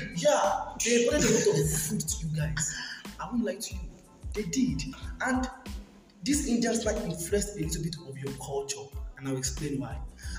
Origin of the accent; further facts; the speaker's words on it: Nigeria; moved away as an adult; now in Kenya; as a Nigerian